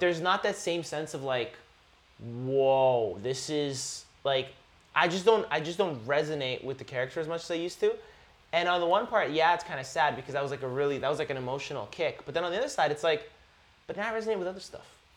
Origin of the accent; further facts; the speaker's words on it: Canada; I grew up in Canada. I was blessed to grow up in Canada